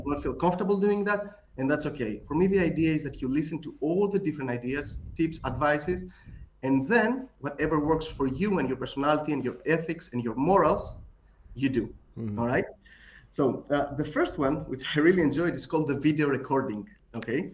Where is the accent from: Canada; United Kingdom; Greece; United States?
Greece; accent: Greek; my Greek accent